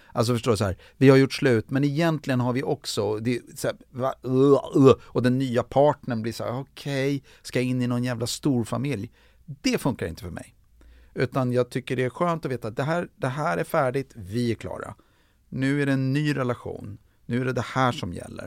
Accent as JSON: {"language": "Swedish", "country": "Sweden", "moved": "as an adult", "lives_now": "Los Angeles, United States", "said": "som svensk"}